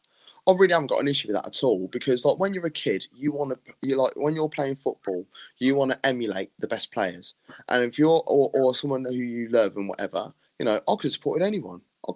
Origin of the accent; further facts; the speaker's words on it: Northampton, East Midlands, United Kingdom; I'm from Northampton.